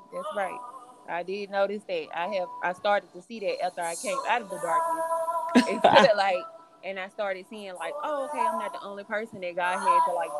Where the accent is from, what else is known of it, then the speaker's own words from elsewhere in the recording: Birmingham, Alabama, United States; I'm from Birmingham, Alabama.